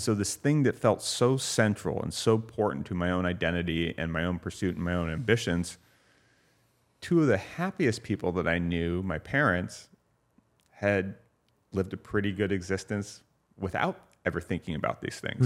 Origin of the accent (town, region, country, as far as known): Santa Ynez, California, United States; born or raised there; also born or lived in Santa Barbara, California